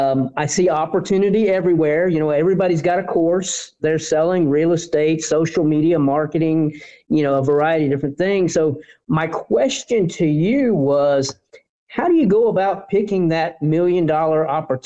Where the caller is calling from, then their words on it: Houston, Texas, United States; I'm calling in from Houston, Texas.